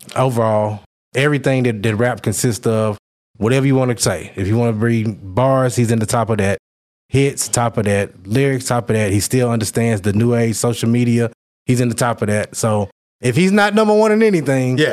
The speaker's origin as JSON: {"language": "English", "town": "Conway", "region": "Arkansas", "country": "United States", "tie": "born or raised there", "also_born_or_lived": "Little Rock, Arkansas", "moved": "as an adult", "said": "being in my hometown of Conway"}